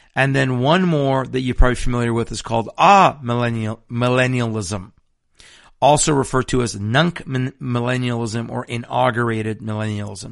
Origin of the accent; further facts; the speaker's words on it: Iran; now in Washington State, United States; I'm also Persian from Iran